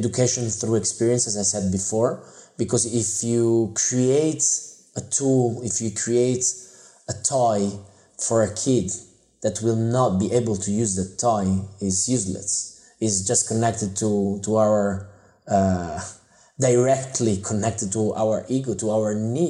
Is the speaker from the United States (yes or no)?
no; Italy; I grew up in Italy